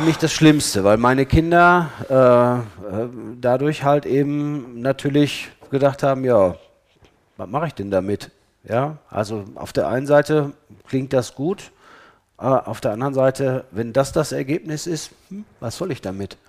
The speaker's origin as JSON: {"language": "German", "town": "Ennepetal", "region": "North Rhine-Westphalia", "country": "Germany", "said": "ich komme aus Ennepetal äh, und ich war in Ennepetal Oberbauer in der Gemeinde"}